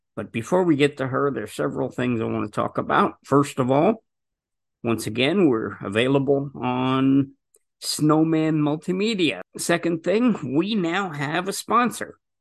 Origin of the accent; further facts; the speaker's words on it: New Jersey, United States; New Jersey, which is where I'm from and where we do the broadcast from